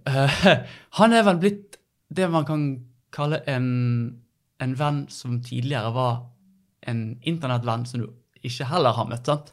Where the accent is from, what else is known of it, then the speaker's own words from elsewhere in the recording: Bergen, Vestland, Norway; født og oppvokst på eh, Kalfaret, rett overfor Hansaparken.